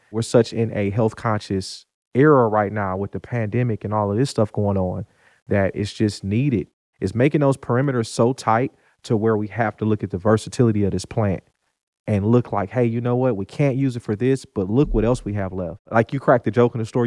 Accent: Detroit, Michigan, United States; moved away as an adult; now in Ruston, United States; I'm originally from Detroit, Michigan, born and raised. So grew up there.

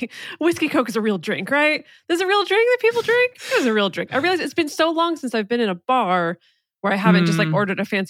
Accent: Northern California, United States; born and raised in Northern California

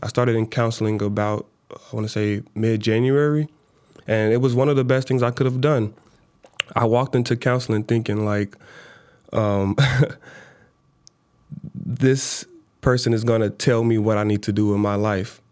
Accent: Minnesota, United States; also born or lived in Chicago, Illinois; she moved us from Chicago to Minnesota

